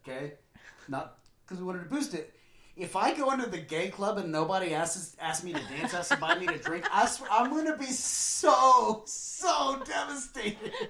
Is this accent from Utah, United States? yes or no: no; Lubbock, Texas, United States; I'm from Lubbock, but it's ish.